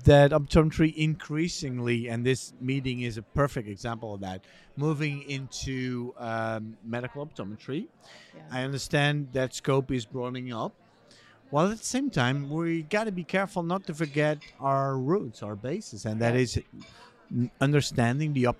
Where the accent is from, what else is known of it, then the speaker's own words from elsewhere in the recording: near Gouda, South Holland, Netherlands; moved away as an adult; also born or lived in Amsterdam, Netherlands / United States; I was born and raised on a farm near Gouda